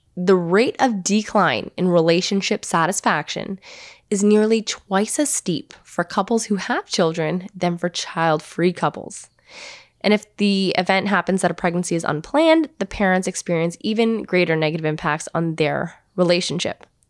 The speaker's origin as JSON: {"language": "English", "town": "Hamilton", "region": "Ontario", "country": "Canada", "tie": "born or raised there", "said": "I grew up in Hamilton, Ontario"}